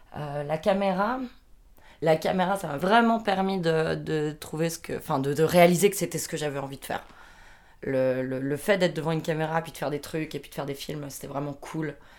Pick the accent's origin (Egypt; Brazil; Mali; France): France; j'ai 27 ans, je suis française